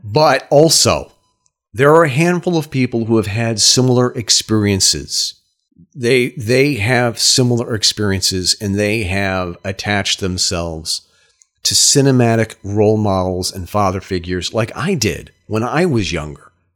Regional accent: Brattleboro, Vermont, United States; my hometown, Brattleboro, Vermont

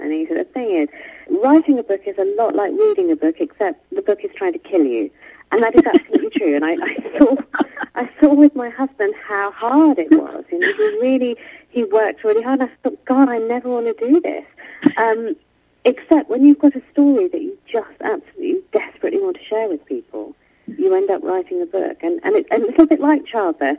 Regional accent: United Kingdom; I'm born and brought up in Great Britain, but my parents were from India

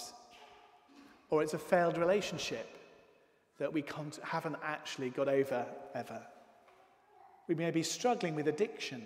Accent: United Kingdom; One of the aspects of being British

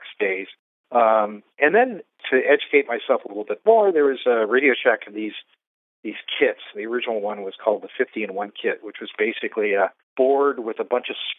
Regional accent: Fresno, California, United States; moved away as an adult; also born or lived in Concord, California; now in San Francisco, United States; I was actually born and raised in Fresno, and then I escaped Fresno when I was about 18 or so

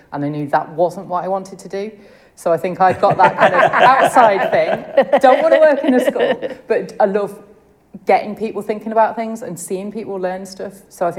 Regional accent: Leicestershire, East Midlands, United Kingdom; moved away as an adult; also born or lived in Newcastle upon Tyne; I grew up in Leicestershire.

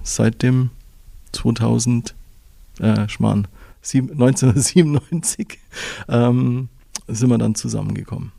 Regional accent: Füssen, Bavaria, Germany; Aufgewachsen bin ich in Füssen, geboren bin ich auch in Füssen

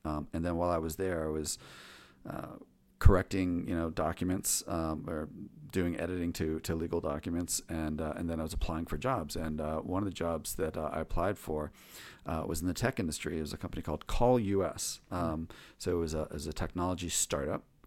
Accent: Chevy Chase, Maryland, United States; I grew up in the Washington, D C area, um, in, um, uh, Chevy Chase, Maryland, Chevy Chase, Bethesda

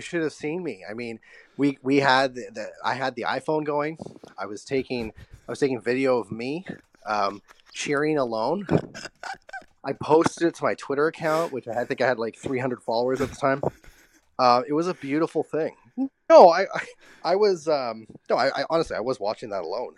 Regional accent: Vancouver, British Columbia, Canada; moved away as an adult; now in Los Angeles, United States; I grew up in East Vancouver. I grew up near the Coliseum.

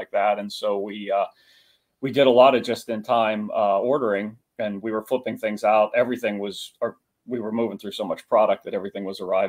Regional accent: East Coast, United States; moved away as an adult; also born or lived in southwestern Pennsylvania; growing up on the East Coast

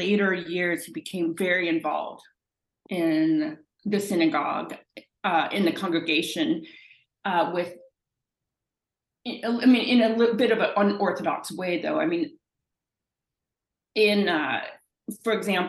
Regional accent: Canada; I'm Canadian

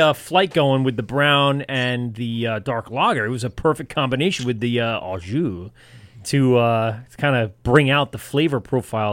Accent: Amityville, New York, United States; I grew up in Amityville. I live uh, two towns over

